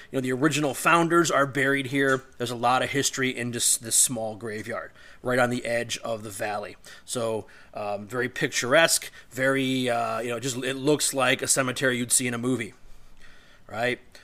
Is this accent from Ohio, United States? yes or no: yes; Olmsted Falls, Ohio, United States; located in Olmsted Falls, Ohio, eh, where I grew up.